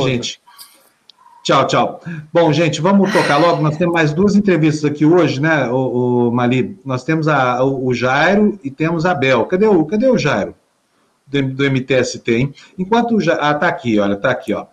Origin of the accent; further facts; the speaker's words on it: Uberlândia, Minas Gerais, Brazil; moved away; lá da minha cidade, Uberlândia